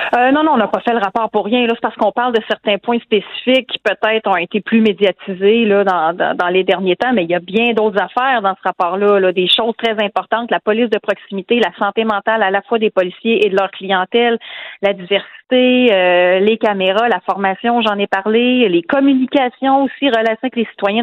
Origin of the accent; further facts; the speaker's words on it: Quebec City, Quebec, Canada; moi, je viens de Québec, je vous l'ai dit, j'ai grandi sur la rive sud et dans Louis-Hébert, en banlieue ouest de Québec